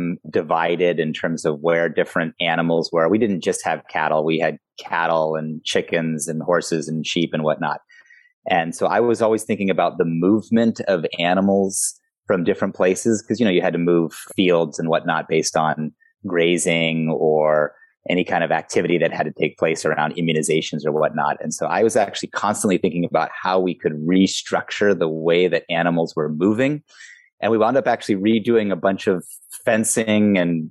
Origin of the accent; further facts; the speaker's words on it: West Marin, California, United States; also born or lived in Zambia / South Africa / South America / Europe; I grew up in West Marin near the Tomales Bay